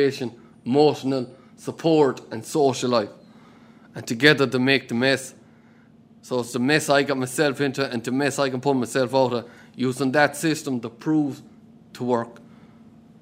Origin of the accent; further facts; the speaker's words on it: Moanmore?, Connacht, Ireland; I'm from Munavay, a little town or village out in Galway there